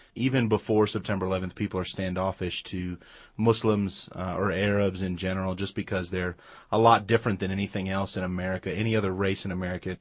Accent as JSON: {"language": "English", "town": "Los Angeles", "region": "California", "country": "United States", "tie": "born or raised there", "said": "We grew up in, uh, Los Angeles, California, so we lived about ten miles from the ocean"}